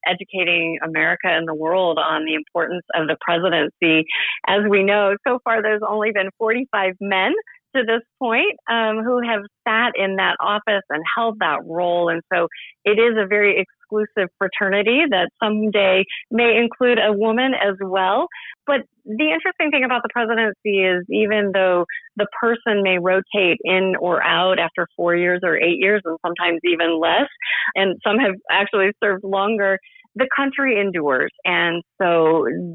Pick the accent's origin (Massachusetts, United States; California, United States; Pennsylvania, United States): California, United States; Southern; grew up in Southern California.